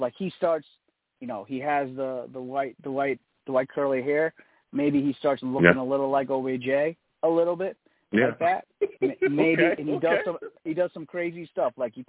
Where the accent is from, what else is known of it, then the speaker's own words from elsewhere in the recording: New York City, New York, United States; I'm from Queens.